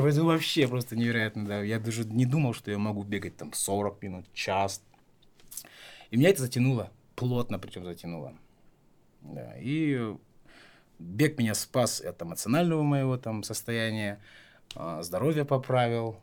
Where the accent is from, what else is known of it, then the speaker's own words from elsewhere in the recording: Taraz, Jambyl Region, Kazakhstan; moved away; also born or lived in Astana; я родился и вырос в Таразе